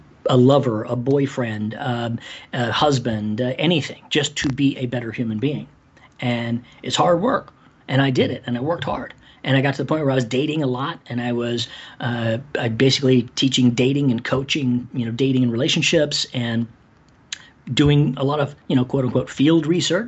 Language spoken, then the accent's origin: English; Ireland; moved away; I'm Irish